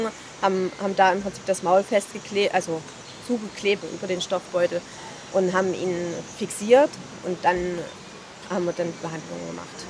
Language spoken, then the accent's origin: German; Leipzig, Saxony, Germany; Ich bin auch aus Leipzig